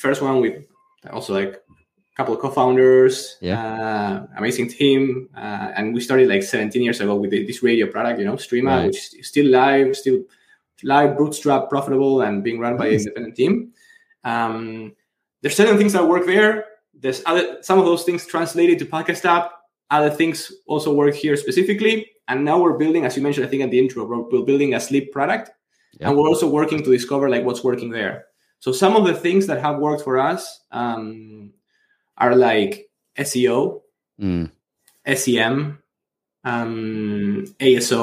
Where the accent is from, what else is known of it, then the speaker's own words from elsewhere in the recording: Argentina; I'm from Argentina, big into soccer